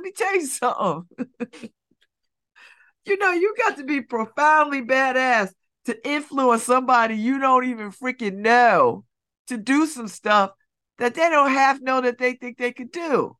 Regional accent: Connecticut, United States; when I was a kid growing up, you know, and I lived in Church Street South. I grew up in Church Street South.

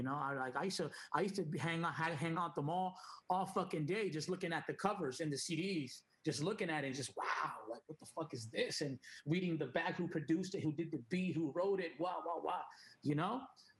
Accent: Puerto Rico; also born or lived in New York; I was born in New York. I'm half Dominican, half Puerto Rican. So when I moved to Puerto Rico when I was 8, 9 years old, I didn't really know no Spanish. Like, I was more like English

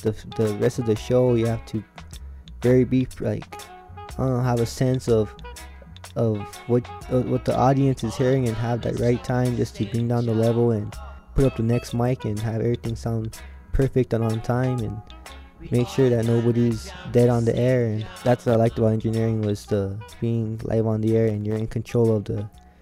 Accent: Cochiti Pueblo, New Mexico, United States; I'm from Coach Du Pueblo

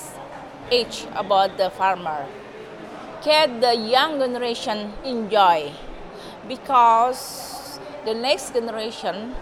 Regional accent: Yogyakarta, Special Region of Yogyakarta, Indonesia; I'm from Indonesia, especially from one of the 5 big islands, Java Island. And I'm from the Yogyakarta

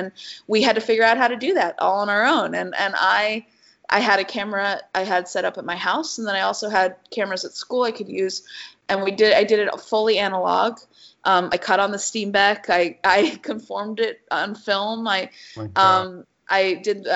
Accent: Arizona, United States; moved away as an adult; also born or lived in Chicago; I come from Arizona

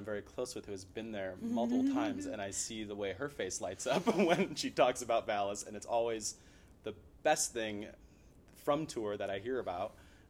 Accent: Midwest, United States; I grew up in the Midwest

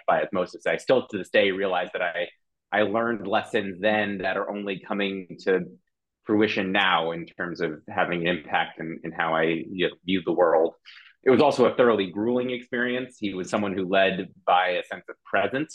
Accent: New York, United States; moved away as an adult; now in London, United Kingdom; though I live in London, I'm originally from the United States, from New York

